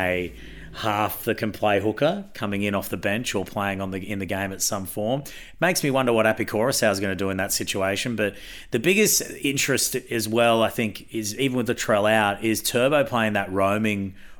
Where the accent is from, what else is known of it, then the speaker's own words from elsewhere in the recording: Queensland, Australia; as a Queenslander.